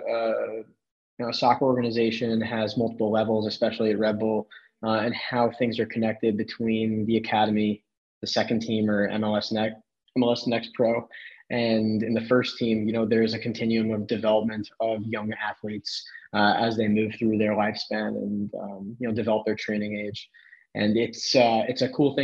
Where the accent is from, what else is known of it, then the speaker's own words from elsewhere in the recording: New York, United States; moved away as an adult; also born or lived in Los Angeles / Washington, D.C.; now in New Jersey, United States; originally born and raised in New York